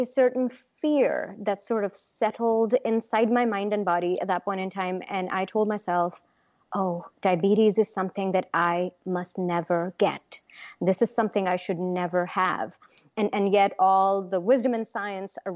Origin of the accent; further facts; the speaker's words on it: Punjab, India; My home state is Punjab